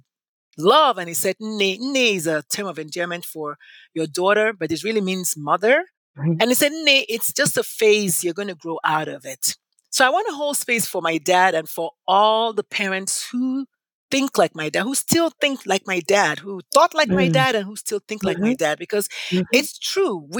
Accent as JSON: {"language": "English", "country": "Nigeria", "tie": "born or raised there", "moved": "yes", "said": "when I was growing up in Nigeria"}